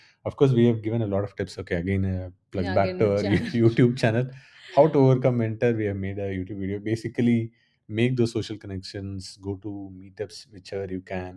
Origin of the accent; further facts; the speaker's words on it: Tamil Nadu, India; moved away as an adult; also born or lived in Chennai / Bangalore / Zurich; now in Germany; I was born in Tamil Valley, I've been in Chennai, Bangalore.